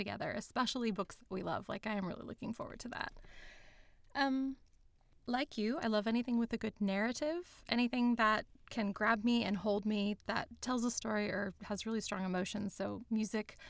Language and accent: English; United States; moved away as an adult; now in Sydney, Australia; I'm an American. I've lived in Sydney for the last 15 years.